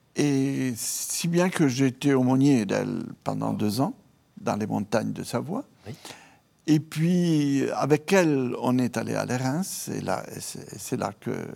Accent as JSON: {"language": "French", "town": "Rome", "region": "Lazio", "country": "Italy", "tie": "born or raised there", "also_born_or_lived": "Piedmont, Italy", "second_language": "French", "moved": "yes", "said": "Je suis italien. Euh, mais j'ai une mère piémontaise du nord-ouest de l'Italie, mhm. euh, donc assez influencée par la France, par la mentalité, par la spiritualité, etc. Et un père euh, de Rome. Et à Rome, j'ai été conçu, à Rome, j'ai ensuite vécu"}